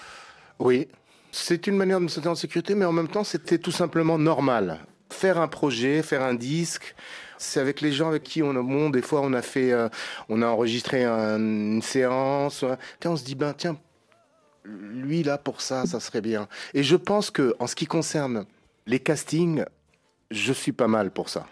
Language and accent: French; Senegal; moved away; quand je retourne chez moi, au Sénégal